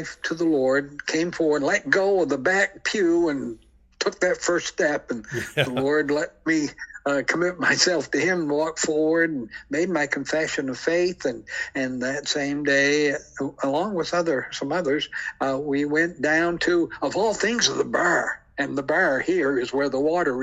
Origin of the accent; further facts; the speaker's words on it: St. Stephen, New Brunswick, Canada; also born or lived in Deer Island, New Brunswick; I was born in St. Stephen, New Brunswick.